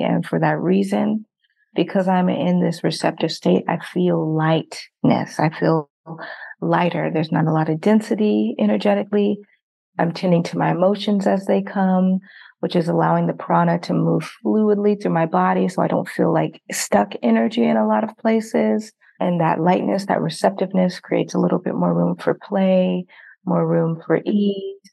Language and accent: English; Nigeria; I'm actually from Nigeria